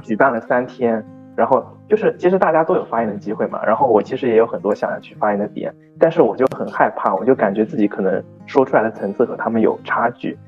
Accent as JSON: {"language": "Chinese", "region": "Shanghai", "country": "China", "tie": "born or raised there", "accent": "Jinshan dialect", "said": "他们市区的方言和我们金山的方言又 不一样 就是我感觉差的还挺多的嘛"}